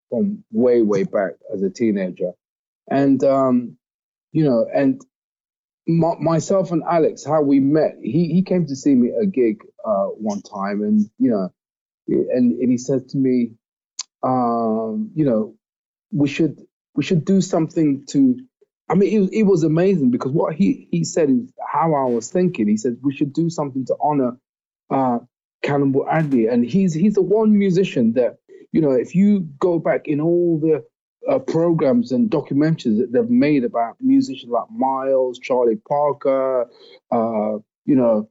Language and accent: English; Nottingham, East Midlands, United Kingdom; my hometown, Nottingham